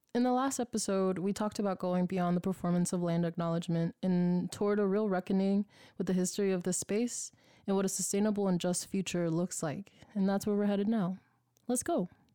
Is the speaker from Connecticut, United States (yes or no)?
no; Oakland, California, United States; moved away; I'm from East Oakland